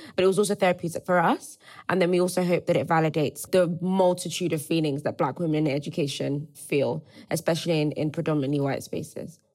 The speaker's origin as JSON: {"language": "English", "country": "Nigeria", "also_born_or_lived": "Cambridge, United Kingdom", "moved": "yes", "said": "I also went to Cambridge. I also left Nigeria"}